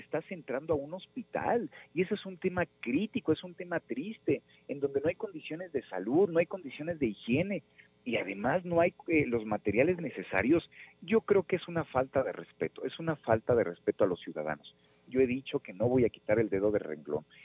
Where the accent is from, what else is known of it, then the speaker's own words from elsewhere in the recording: Nezahualcóyotl, State of Mexico, Mexico; soy nativo de Nezahualcóyotl